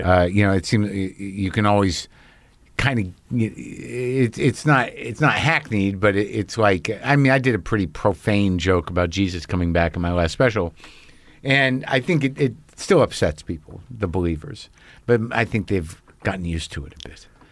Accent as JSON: {"language": "English", "town": "Albuquerque", "region": "New Mexico", "country": "United States", "tie": "born or raised there", "also_born_or_lived": "New Jersey", "said": "I grew up in Albuquerque from Jersey"}